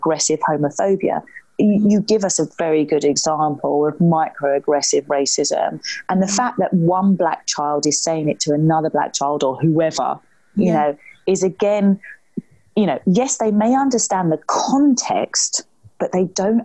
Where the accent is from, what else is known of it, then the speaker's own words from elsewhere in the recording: London, United Kingdom; growing up in the East End